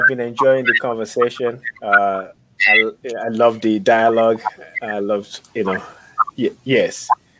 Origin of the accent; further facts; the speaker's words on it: Nigeria; I'm from Nigeria.